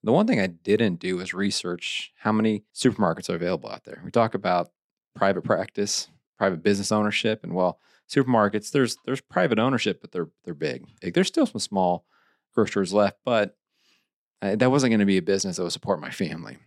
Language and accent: English; Eldon, Missouri, United States; I had a great time growing up in Lake of the Ozarks.